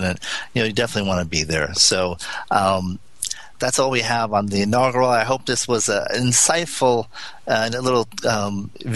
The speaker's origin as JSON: {"language": "English", "region": "California", "country": "United States", "said": "that's just not me as a Californian"}